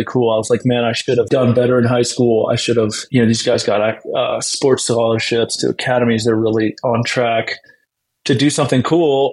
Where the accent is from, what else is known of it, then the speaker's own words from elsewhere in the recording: Blacksburg, Virginia, United States; moved away as an adult; I grew up in Blacksburg, Virginia, and pretty normal upbringing and sports